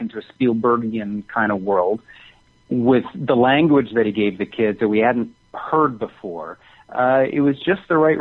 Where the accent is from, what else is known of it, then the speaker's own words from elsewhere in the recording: Canada; moved away; I'm Canadian